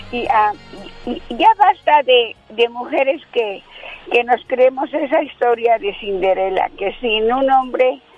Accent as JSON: {"language": "Spanish", "country": "Mexico", "tie": "born or raised there", "moved": "yes", "said": "Nací en México."}